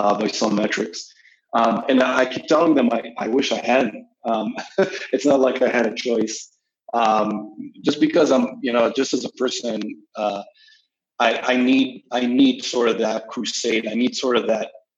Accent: Israel; moved away as an adult; now in New York, United States; I'm originally from Israel. I've been living in New York for a few years now

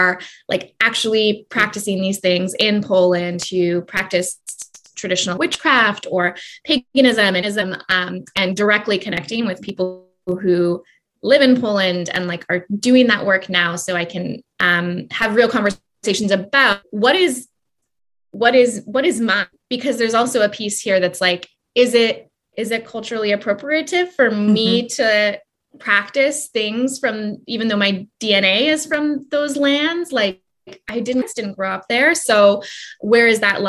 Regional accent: Canada; now in Salt Spring Island, Canada; growing up, I remember, especially as a Canadian

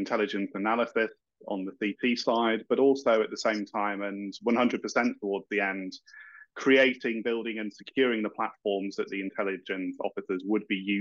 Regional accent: Yorkshire and the Humber, United Kingdom; accent: broad Yorkshire; now in Kent, United Kingdom; I'm out in deepest, darkest Kent, but I originally hail from Yorkshire, as you can tell from my very broad accent

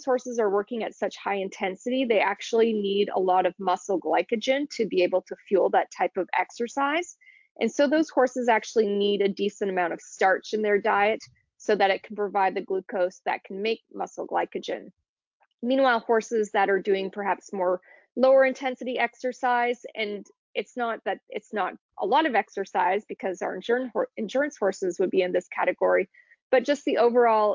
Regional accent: Toronto, Ontario, Canada; moved away as an adult; also born or lived in Kentucky, United States; now in North Carolina, United States; I grew up in Toronto, Canada

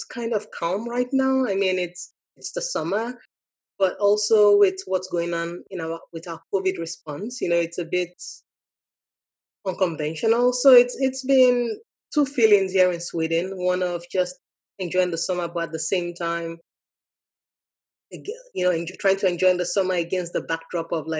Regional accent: Lagos, Nigeria; moved away as an adult; also born or lived in Maryland, United States; now in United States; I grew up in Lagos, Nigeria.

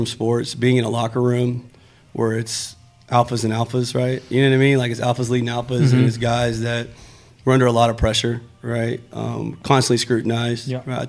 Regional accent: Brownwood, Texas, United States; Brownwood, Texas.

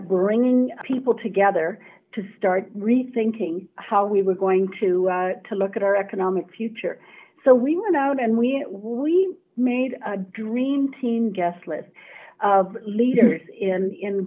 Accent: Edmonton, Alberta, Canada; a local girl, born and raised in Edmonton

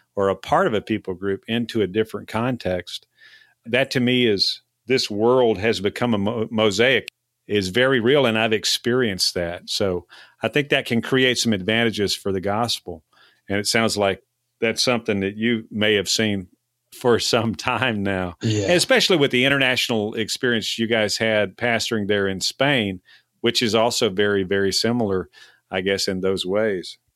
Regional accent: Texas, United States; us Texans

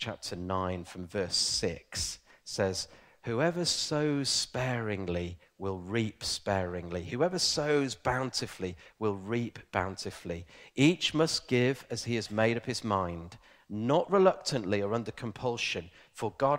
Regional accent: Ilkley, Yorkshire and the Humber, United Kingdom; I grew up in a very posh place called Yorkshire. There is actually a posh town called Ilkley, and I'm from Ilkley.

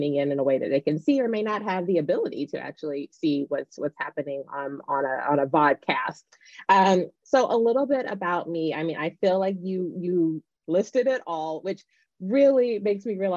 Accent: Nashville, Tennessee, United States; I grew up in Nashville, Tennessee

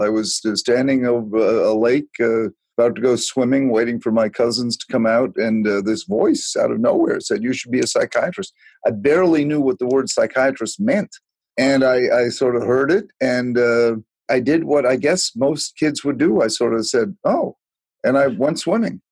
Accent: Chatham, Massachusetts, United States; she came back and lived out her life on Cape Cod and Chatham, where the rest of my family was, which I consider my hometown.

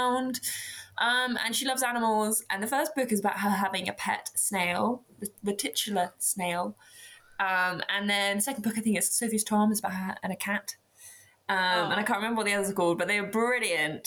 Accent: Dorset, South West England, United Kingdom; I'm from Dorset

